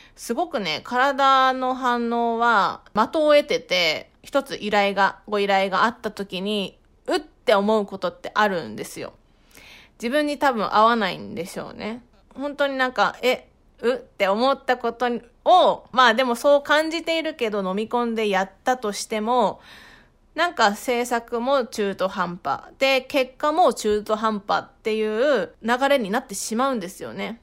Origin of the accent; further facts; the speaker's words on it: Fukushima, Japan; moved away as an adult; now in Tokyo, Japan; 私、福島県出身で